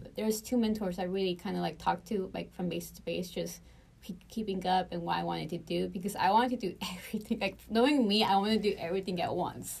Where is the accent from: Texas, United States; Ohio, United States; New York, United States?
Texas, United States; Houston; also born or lived in Bakersfield, California / Brazil; I grew up um, in Houston most of my life